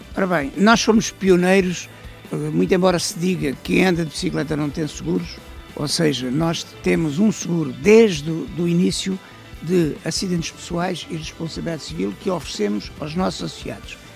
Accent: Algarve, Portugal; moved away; also born or lived in Sesimbra; Eu sou oriundo do Algarve, vivia em Sesimbra

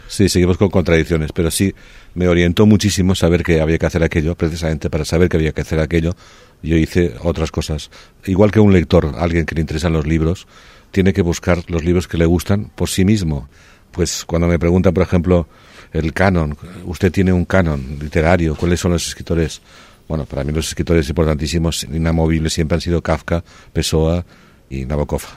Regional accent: Barcelona, Catalonia, Spain; moved away as an adult; also born or lived in Paris; volví en diciembre a Barcelona para pasar la Navidad en casa de mis padres

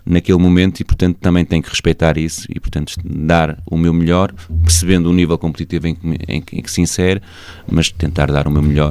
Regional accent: Senhora da Hora, Norte, Portugal; eu sou natural da, da Senhora da Hora

